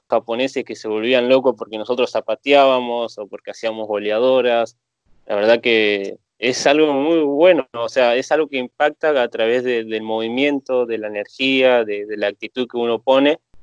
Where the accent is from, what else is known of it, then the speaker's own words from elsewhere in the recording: Tigre, Buenos Aires Province, Argentina; Yo soy de Tigre, Buenos Aires